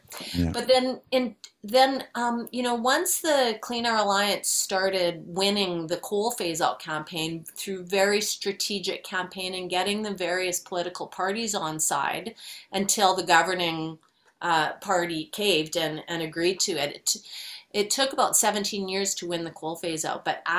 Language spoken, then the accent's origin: English; Edmonton, Alberta, Canada; So I'm originally from Edmonton, but I've lived in five different Canadian cities working on climate action and bicycle activism